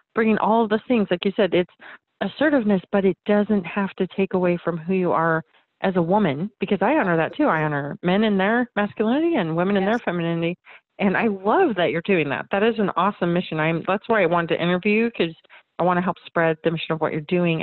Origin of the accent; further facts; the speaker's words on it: Arizona, United States; That's that's my home state